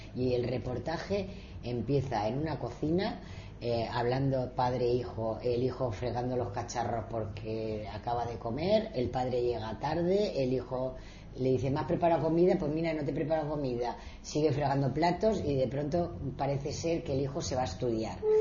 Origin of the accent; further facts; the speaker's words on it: Spain; como española